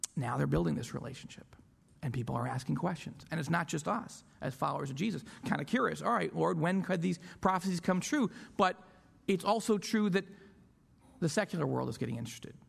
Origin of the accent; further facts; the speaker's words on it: Rochester, New York, United States; my hometown of Rochester, New York